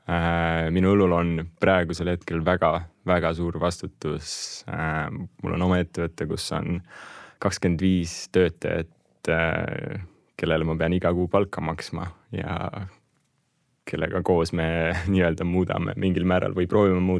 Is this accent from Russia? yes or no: yes; Russia; born there; mina, minu väike vend, me ainsatena äh, meie suguvõsas ja perekonnas sündisime Venemaal ja kõik ülejäänud on eestlased ja tegelikult kodakondsuselt ma olen ka nagu eestlane.